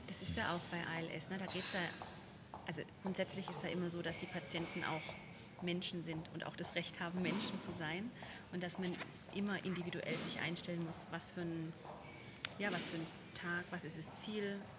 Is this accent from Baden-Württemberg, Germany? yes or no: yes; Baden-Württemberg, Germany; Wir sind nämlich in Stuttgart, wo ich mich als ähm, Schwabe ja sehr drüber freue